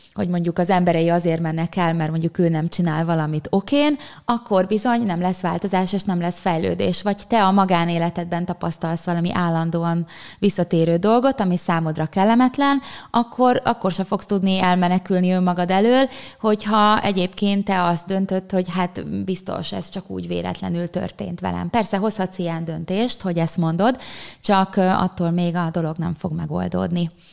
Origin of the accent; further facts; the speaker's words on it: Pilis, Pest, Hungary; a helyen, ahol felnőttem Pilisen